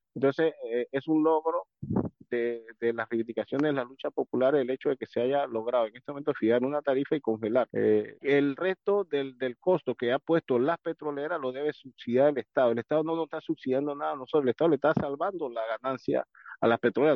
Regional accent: Panama

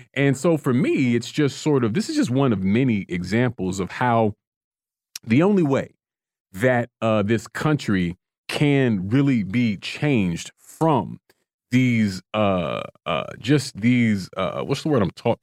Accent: Florida, United States; now in Washington, D.C., United States; my home state of Florida

